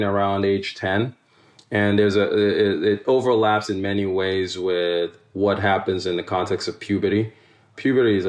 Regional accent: Nigeria; now in United States; If I had a challenge in school with a teacher or peer in Nigeria

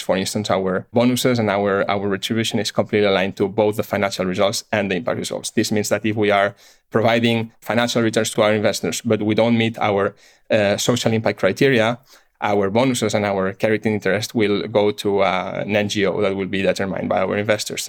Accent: Barcelona, Catalonia, Spain; moved away as an adult; I'm born and raised in Barcelona.

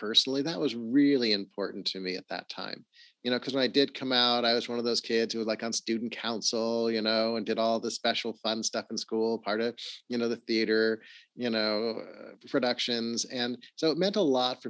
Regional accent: Los Angeles, California, United States; I grew up in Los Angeles. I actually grew up in the Hollywood Hills, went to Hollywood High School.

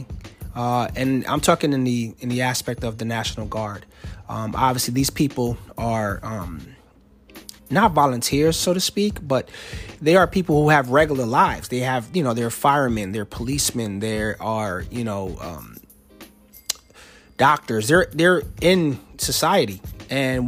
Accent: New Jersey, United States; moved away as an adult; now in Alexandria, United States; I'm from Jersey, and DMV to us means Department of Motor Vehicles

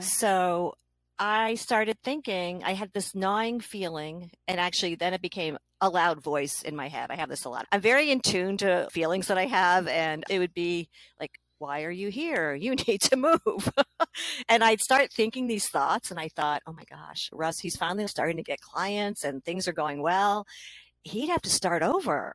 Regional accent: New Hampshire, United States; I'm from New Hampshire

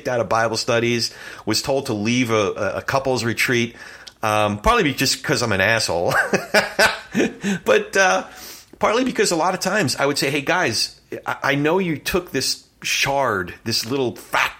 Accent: New Jersey, United States; moved away as an adult; also born or lived in New York; I grew up on the Jersey side, proud Jersey boy

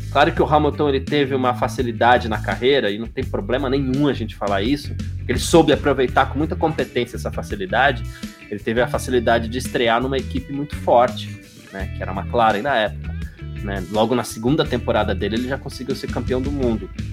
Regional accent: São Paulo, Brazil; que sou do Bexiga

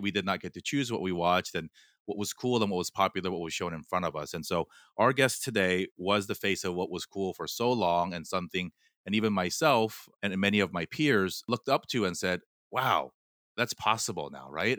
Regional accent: Fullerton, California, United States; first language Korean; English is a second language; also born or lived in South Korea; we moved from Korea to Fullerton when I was eight

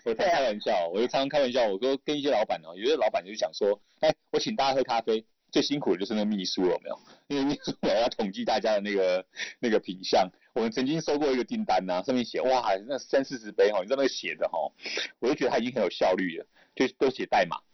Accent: Kaohsiung, Taiwan; 我也是高雄人啊，所以其实高雄那边我也蛮熟悉的

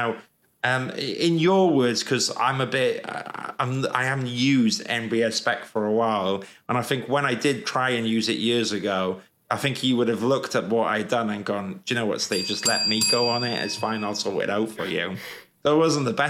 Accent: Wales, United Kingdom; moved away as an adult; also born or lived in London; when I was growing up in Wales

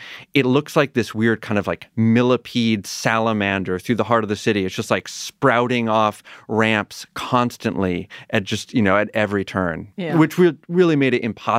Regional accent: Pioneer Valley, Massachusetts, United States; I'm a little further west, Pioneer Valley

